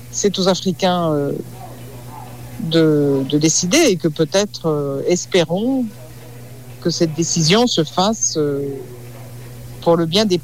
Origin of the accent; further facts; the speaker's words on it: France; Nou, en tant que Français, euh, on n'a plus notre mot à dire.